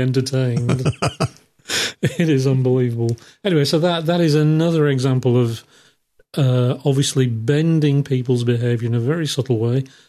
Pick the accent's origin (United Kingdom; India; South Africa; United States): United Kingdom; England; I'm English